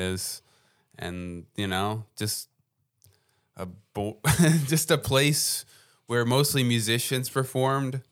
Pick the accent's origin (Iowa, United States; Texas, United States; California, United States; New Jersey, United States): New Jersey, United States; moved away as an adult; now in Philadelphia, United States; I come from New Jersey